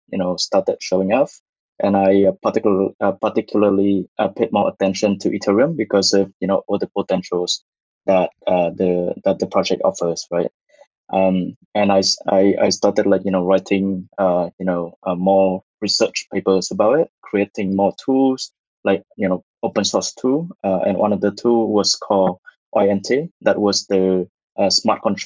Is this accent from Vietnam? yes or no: yes; Vietnam; moved away as an adult; also born or lived in Singapore; I was born and raised in Vietnam